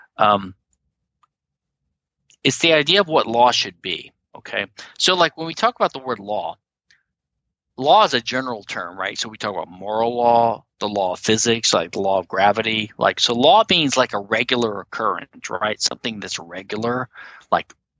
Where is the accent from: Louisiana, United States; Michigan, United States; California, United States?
Louisiana, United States; I'm from Louisiana, which is a civil law, the only civil law state in the Union